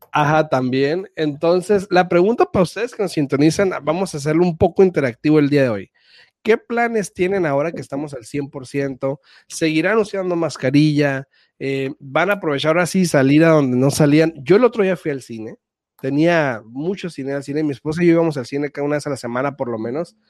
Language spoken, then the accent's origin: Spanish; Imperial Valley, California, United States; soy de, del Valle Imperial, para los que conocen es frontera con Mexicali y Caléxico